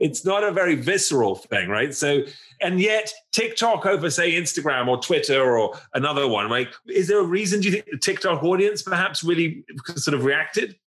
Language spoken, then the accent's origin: English; England, United Kingdom; as an Englishman and as, as Englishman